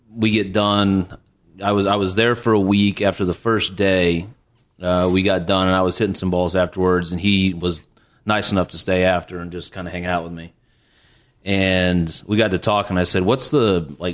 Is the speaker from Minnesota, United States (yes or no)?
no; Bloomington, Illinois, United States; I'm from Bloomington, Illinois, and it's actually a pretty big golf town